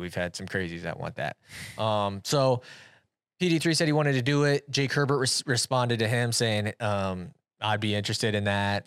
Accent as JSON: {"language": "English", "region": "Iowa", "country": "United States", "said": "I'm from Iowa"}